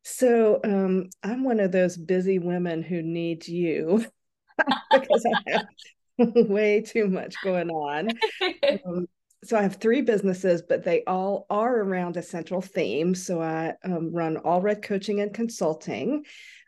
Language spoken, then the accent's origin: English; North Carolina, United States; Well, I am from North Carolina and I grew up really from the time I was walking collecting seashells.